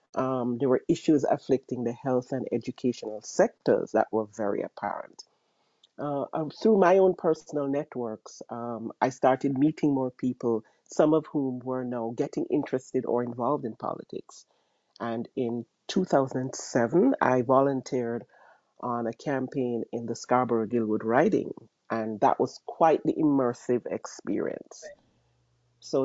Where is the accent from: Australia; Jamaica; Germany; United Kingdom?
Jamaica; Kingston; moved away as an adult; now in Ontario, Canada; Proudly born and raised in Jamaica. I grew up in Kingston, schooling. I'm a graduate of the University of the West Indies and its affiliated Norman Manley Law School. So I am an island girl.